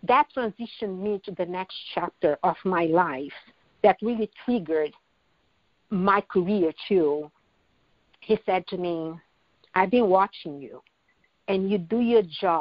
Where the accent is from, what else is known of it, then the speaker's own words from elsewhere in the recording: Brazil; moved away as an adult; now in United States; That transition from Brazil to U.S. was a life-changing experience that I survived